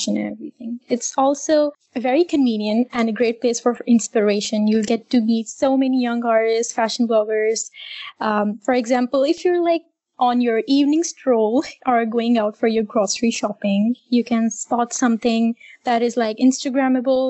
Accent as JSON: {"language": "English", "town": "Islamabad", "region": "Islamabad Capital Territory", "country": "Pakistan", "said": "I am from Islamabad, Pakistan."}